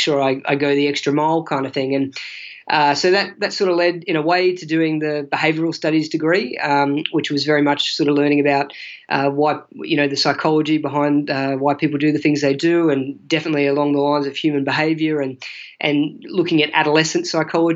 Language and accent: English; Australia; also born or lived in Mildenhall, Suffolk / South London; as an Aussie, as a white Australian